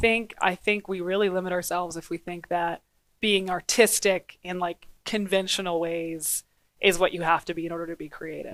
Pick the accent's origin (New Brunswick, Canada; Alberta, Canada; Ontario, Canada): Alberta, Canada; Grande Prairie; also born or lived in Dawson Creek, British Columbia; now in Edmonton, Canada; so I was born in Dawson Creek, B C, Northern B C, and grew up, uh, in Grand Prairie, Alberta